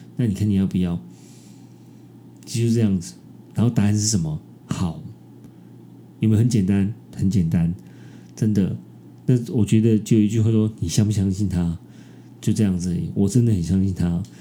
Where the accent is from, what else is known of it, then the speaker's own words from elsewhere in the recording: Taiwan; 我是台湾人，我是亚洲人